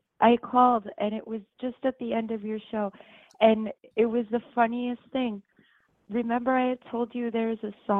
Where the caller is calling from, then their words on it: Westchester, upstate New York, United States; I'm calling from New York.